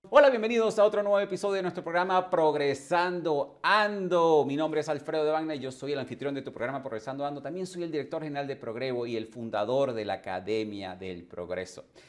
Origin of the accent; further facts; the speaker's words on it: Venezuela; moved away as an adult; also born or lived in England / Canada / United States / Caribbean islands; Yo también emigré hace más de 20 años de, de mi país natal, que fue Venezuela